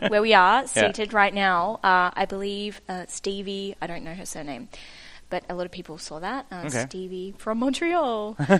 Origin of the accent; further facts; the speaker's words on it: Western Australia, Australia; now in Sydney, Australia; So I'm originally from the West Coast, {S2} okay, {S3} Western Australia, right. And I now live in Sydney, which is on the East Coast.